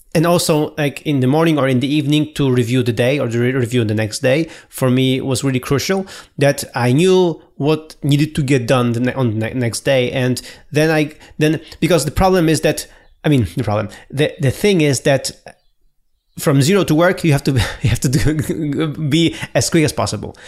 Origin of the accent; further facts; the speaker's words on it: Poland; moved away; I was three weeks in my hometown